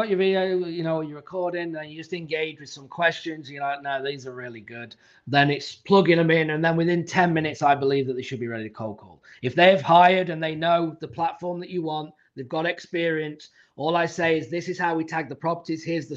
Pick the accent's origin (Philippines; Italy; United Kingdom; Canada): United Kingdom; England; I'm from England, so I speak decent English.